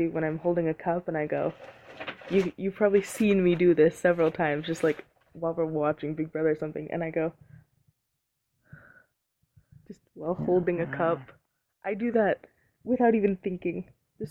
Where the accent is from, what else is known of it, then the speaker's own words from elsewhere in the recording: Long Beach, California, United States; Je suis de Long Beach.